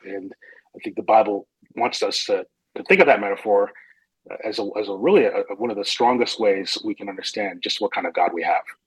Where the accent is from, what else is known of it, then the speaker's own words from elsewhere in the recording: northern New Jersey, United States; moved away as an adult; also born or lived in Brooklyn, New York / Chicago area; now in Phoenix, United States; I was born in Brooklyn. I grew up in northern New Jersey